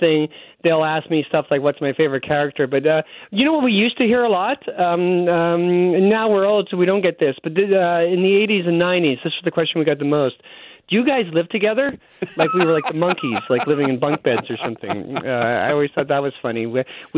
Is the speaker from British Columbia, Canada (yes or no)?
no; Mississauga, Ontario, Canada; moved away as an adult; also born or lived in Los Angeles, United States; now in Winnipeg, Canada; I grew up in Mississauga, Ontario, a suburb outside, just like right outside of Toronto